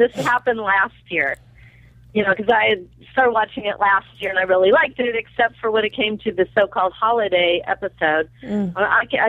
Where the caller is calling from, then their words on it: Sherman Oaks, California, United States; Hi, I'm from Sherman Oaks, California.